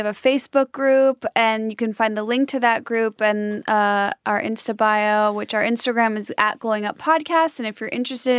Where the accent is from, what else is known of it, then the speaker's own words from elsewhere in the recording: a suburb of Chicago, Illinois, United States; I'm from Illinois. Okay. A suburb of Chicago.